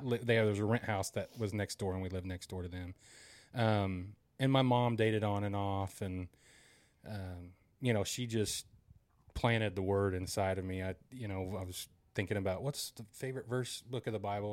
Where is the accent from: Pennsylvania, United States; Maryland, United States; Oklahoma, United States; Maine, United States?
Oklahoma, United States; Broken Arrow; I grew up here in Broken Arrow, or in Broken Arrow